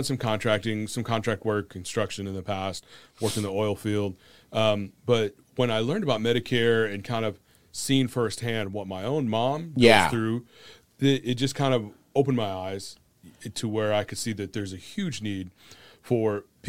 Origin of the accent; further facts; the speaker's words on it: Michigan, United States; moved away as an adult; also born or lived in Texas; now in Houston, United States; From Houston, Texas. I was born and raised in Michigan.